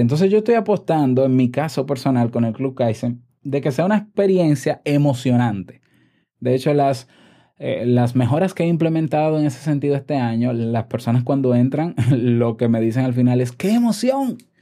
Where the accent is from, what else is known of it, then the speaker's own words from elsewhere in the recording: Dominican Republic; en mi país